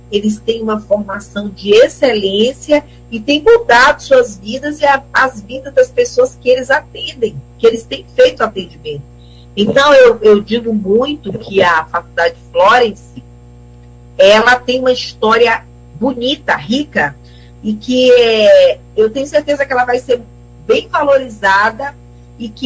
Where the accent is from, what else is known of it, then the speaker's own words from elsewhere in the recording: Mirador, Maranhão, Brazil; inclusive é da, lá da nossa terra, né? A gente veio de Mirador para fundar essa, essa escola técnica e depois a faculdade. E ele é de Colinas, somos vizinhos então, assim, é com muita honra que somos né, do sertão